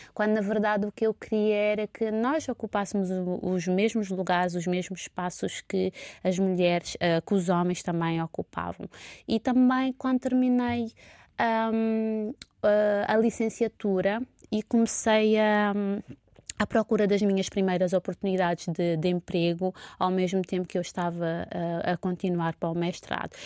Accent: Santo Antão, Cape Verde; moved away as an adult; now in Lisbon, Portugal; enquanto cabo-verdiana, nascida em Santo Antão

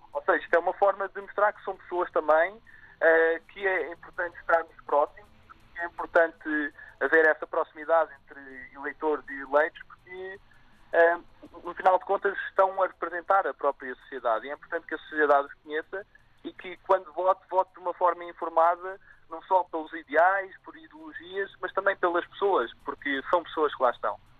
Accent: Azores, Portugal; now in Lisbon, Portugal; nasci nos Açores, estudei no Colégio Militar

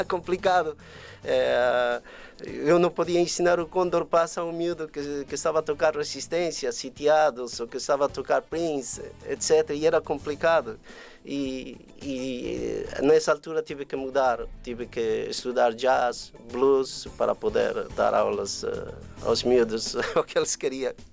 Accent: Peru; now in Portugal; sem esquecer as minhas raízes, sou peruano

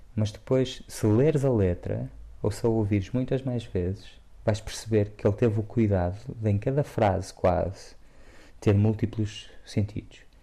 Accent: Porto, Norte, Portugal; moved away; eu transpiro o Porto cresci no centro do Porto em Santo Ilfonso e fui vivendo em várias zonas do Porto e e é lá a minha casa

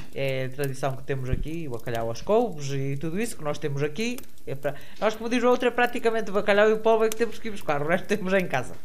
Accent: Portugal; Eu, por acaso, nasci aqui neste lugar

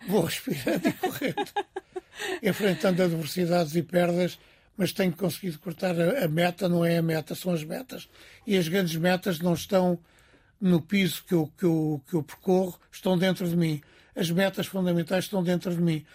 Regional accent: Cascais, Lisbon, Portugal; Eu nasci perto do mar, em Cascais

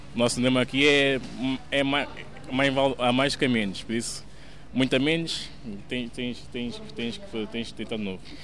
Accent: Portugal; sou português. nasci em Portugal.

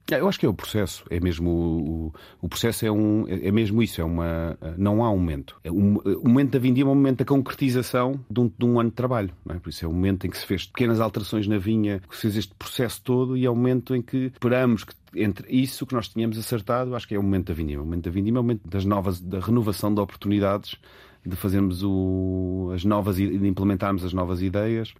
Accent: Lisbon, Portugal; Eu nasci em Lisboa, os meus pais são, são dos Açores e, e do Alentejo

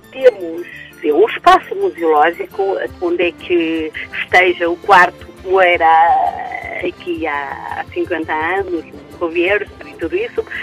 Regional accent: Suçães, Bragança District, Portugal; A minha aldeia fica no Conselho de Mirandela, como já disse, no distrito de Bragança, e fica a oeste do Conselho de, do de Mirandela. Dista cerca de 10 quilómetros a sede Conselho.

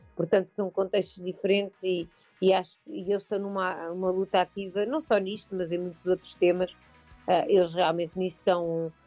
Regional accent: Portugal

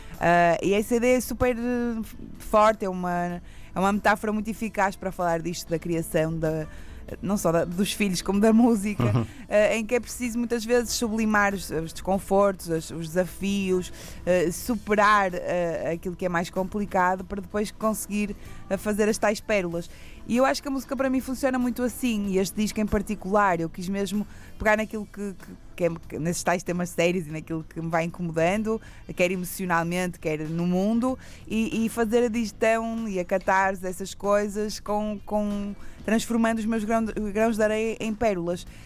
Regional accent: Porto, Norte, Portugal; accent: pronúncia do Norte; no Porto, que é a minha terra

